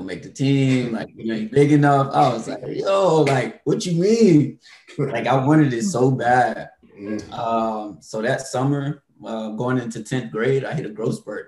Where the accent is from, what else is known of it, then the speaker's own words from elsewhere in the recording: Royston, Georgia, United States; Born and raised in Georgia